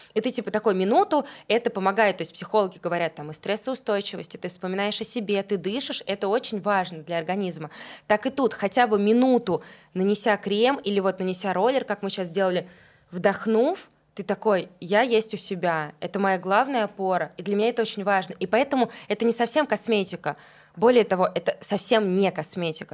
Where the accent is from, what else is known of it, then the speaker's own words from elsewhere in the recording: Tolyatti, Samara Oblast, Russia; moved away as an adult; now in Moscow, Russia; Я живу в Москве десять лет, но я из Тольятти, это же мои корни